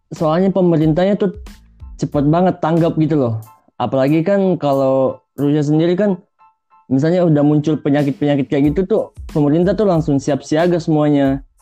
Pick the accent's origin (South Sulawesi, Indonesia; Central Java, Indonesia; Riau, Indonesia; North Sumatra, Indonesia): South Sulawesi, Indonesia; Makassar; now in Kazan, Russia; Saya dari Makassar. Saya kuliah di Kazan Federal University, tepatnya di kota Kazan